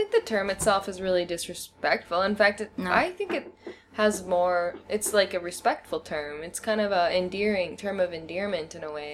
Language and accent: English; United States; first language English; moved away; I'm American.